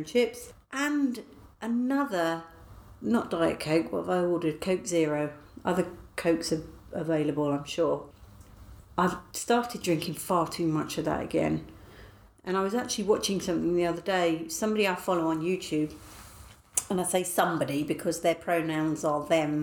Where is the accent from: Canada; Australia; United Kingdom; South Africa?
United Kingdom; I am British.